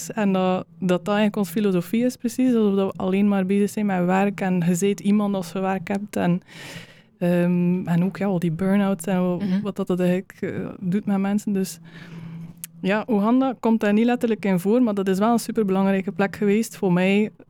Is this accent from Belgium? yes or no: yes; West Flanders, Belgium; Ehm, de West-Vlaamse opvoeding dat ik meegekregen heb, dat zit er allemaal, allemaal een beetje in.